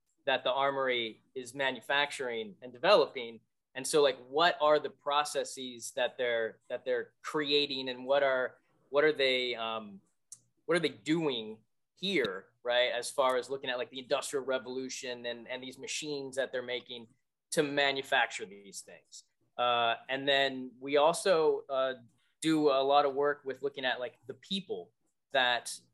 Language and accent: English; West Coast, United States; now in Springfield, Massachusetts, United States; I'm from the West Coast